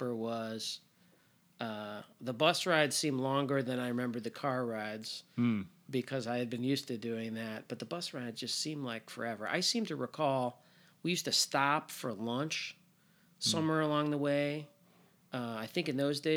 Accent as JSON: {"language": "English", "town": "Northbrook", "region": "Illinois", "country": "United States", "tie": "born or raised there", "said": "I grew up in Northbrook, small part of Northbrook that like went to New Trier"}